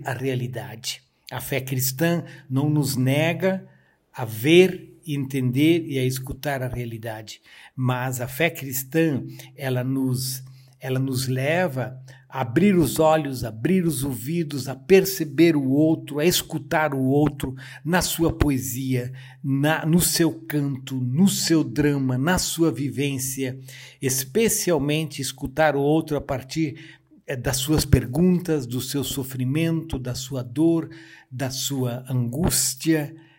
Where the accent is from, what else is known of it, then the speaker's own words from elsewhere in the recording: Joinville, Santa Catarina, Brazil; moved away as an adult; also born or lived in Rio Grande do Sul; Eu sou natural de Joinville, Santa Catarina